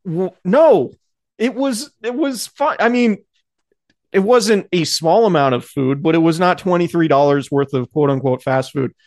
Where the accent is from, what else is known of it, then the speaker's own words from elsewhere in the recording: Santa Rosa, California, United States; I'm from Santa Rosa